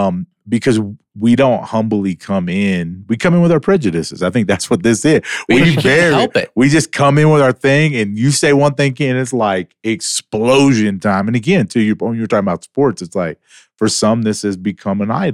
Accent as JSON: {"language": "English", "region": "the South", "country": "United States", "also_born_or_lived": "Louisiana", "moved": "yes", "said": "I'm from the South."}